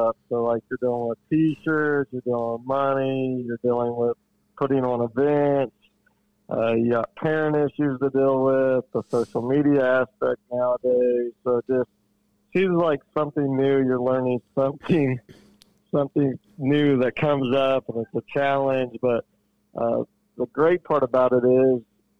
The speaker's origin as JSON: {"language": "English", "town": "Portland", "region": "Indiana", "country": "United States", "tie": "born or raised there", "said": "I grew up in Portland in the Jay County area"}